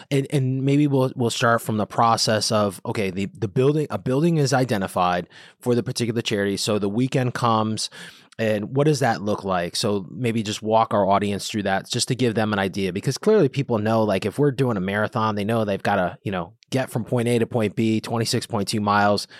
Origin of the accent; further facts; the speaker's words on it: Bridgeport, Connecticut, United States; I grew up in Bridgeport